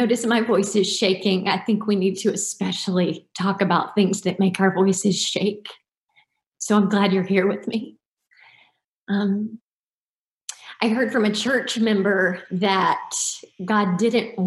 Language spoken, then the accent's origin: English; Deep South, United States; I grew up in the Deep South